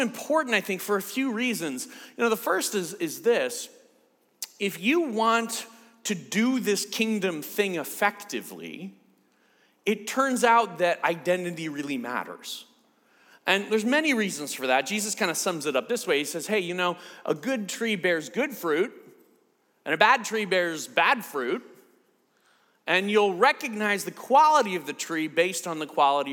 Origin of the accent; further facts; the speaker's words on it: United States; I'm from the States